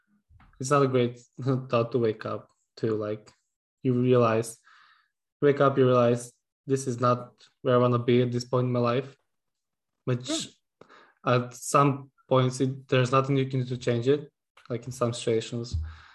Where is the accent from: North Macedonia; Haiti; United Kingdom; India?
North Macedonia; moved away as an adult; even if I come back to Macedonia one day